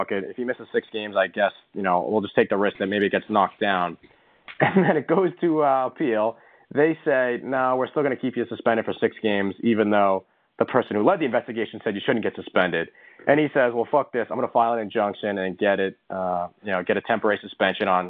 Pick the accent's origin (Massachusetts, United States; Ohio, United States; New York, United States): Massachusetts, United States; Boston; we're from Boston